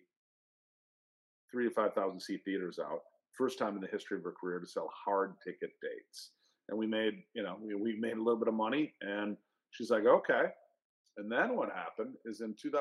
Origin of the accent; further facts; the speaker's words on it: Minnesota, United States; I'm from Minnesota